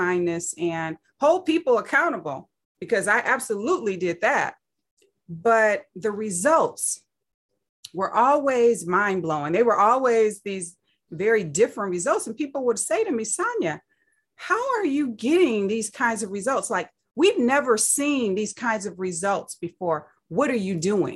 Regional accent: Saginaw, Michigan, United States; I grew up in Saginaw, Michigan

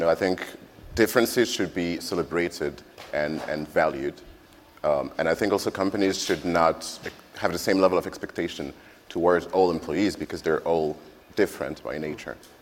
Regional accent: France; now in Japan; I'm French

